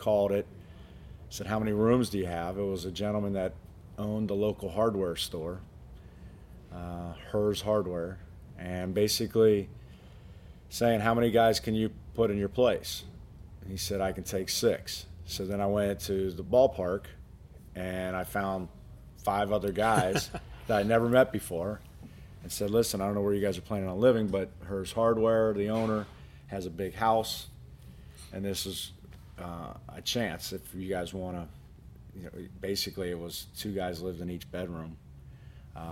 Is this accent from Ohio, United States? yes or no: yes; Cincinnati, Ohio, United States; growing up in Cincinnati